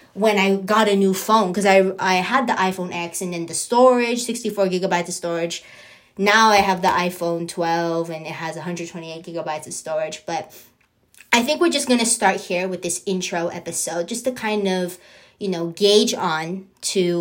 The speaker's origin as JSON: {"language": "English", "town": "San Diego", "region": "California", "country": "United States", "tie": "born or raised there", "said": "born and raised in San Diego, California"}